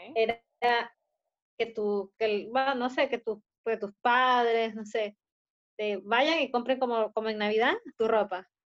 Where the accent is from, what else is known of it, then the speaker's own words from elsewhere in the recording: Peru; now in Chile; Yo, como peruana